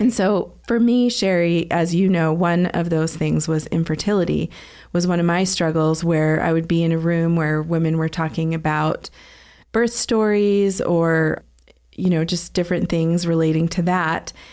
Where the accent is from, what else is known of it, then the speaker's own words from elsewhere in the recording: Southern New Hampshire, United States; also born or lived in Boston, Massachusetts; now in Utah, United States; I was born in Boston and raised in Southern New Hampshire. I don't think I have a Boston accent, really